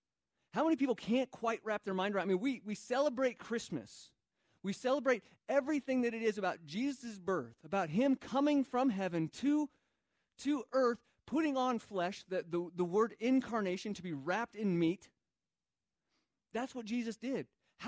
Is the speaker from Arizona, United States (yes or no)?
yes; Arizona, United States; also born or lived in Phoenix; now in New Mexico, United States; I grew up in Arizona, one state away, still in the Southwest, still full of all different cultures that have mixed and collided